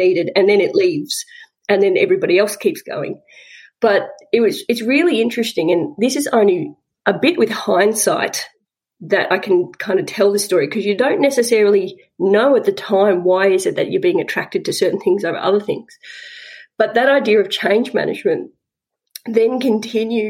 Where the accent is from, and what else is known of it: Southwest Victoria, Australia; born or raised there